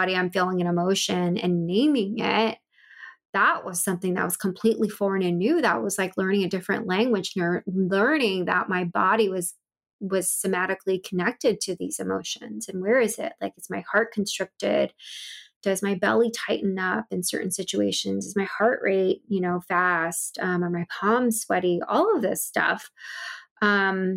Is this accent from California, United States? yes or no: yes; Bay Area, California, United States; I ended up moving back to the Bay Area in California, where I'm from